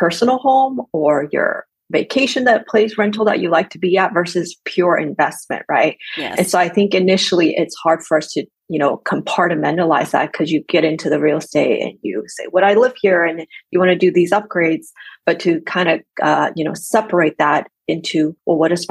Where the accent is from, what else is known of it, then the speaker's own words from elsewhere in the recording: Texas, United States; I'm from Texas